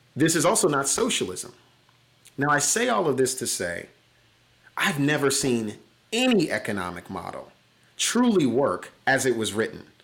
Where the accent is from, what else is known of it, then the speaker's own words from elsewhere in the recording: Chicago, Illinois, United States; that first winter, not having heat in a house in the third largest city in America